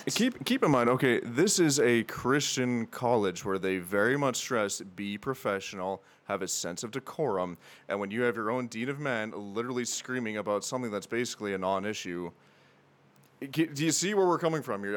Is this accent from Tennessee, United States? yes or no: yes; Tennessee, United States; in Tennessee, where I lived, and that's actually how I ended up in Crown, not too far away from where uh, my cabin was in the woods, which I did grow up in cabin. So, yeah, so I am a proud Appalachian American